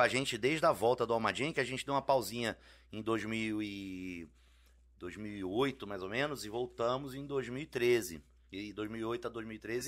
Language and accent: Portuguese; Brasília, Federal District, Brazil; moved away as an adult; also born or lived in Rio de Janeiro; now in São Paulo, Brazil; Nasci em 74 no Rio, fui em 85 para Brasília, Aí fiquei de 85 a 2002 em Brasília